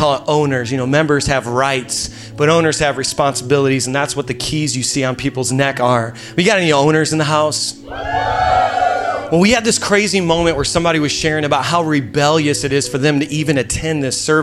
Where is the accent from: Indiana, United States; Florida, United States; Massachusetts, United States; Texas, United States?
Indiana, United States; moved away as an adult; now in Queens, New York, United States; We're from Indiana. That's why I sound the way I sound